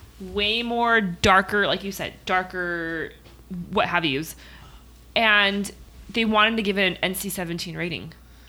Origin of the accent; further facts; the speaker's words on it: Philippines; now in United States; Me being Filipino